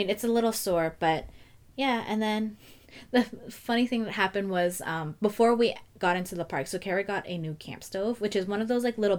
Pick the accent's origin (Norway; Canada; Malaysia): Canada; Toronto, Ontario; I'm like, yeah, but I'm from Toronto.